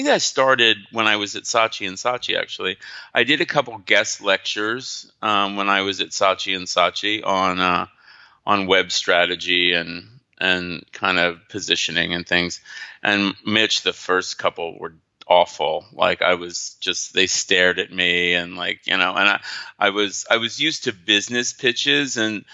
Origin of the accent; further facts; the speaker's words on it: New Jersey, United States; moved away; I'm from New Jersey